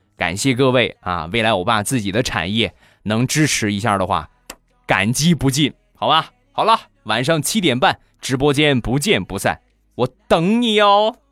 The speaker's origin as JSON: {"language": "Chinese", "town": "Rizhao", "region": "Shandong", "country": "China", "tie": "born or raised there", "said": "我们家乡的特产日照绿茶"}